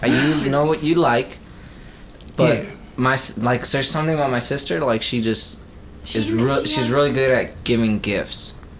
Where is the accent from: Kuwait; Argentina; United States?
United States; Texas; And I'm from Texas, so, and, you know, and I'm Tex-Mex, I guess